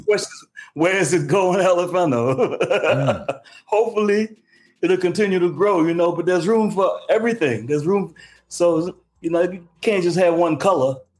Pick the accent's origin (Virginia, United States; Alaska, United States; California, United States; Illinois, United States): Virginia, United States; Richmond; moved away as an adult; also born or lived in Newark, New Jersey; I'm from Richmond, Virginia. I moved to Newark, New Jersey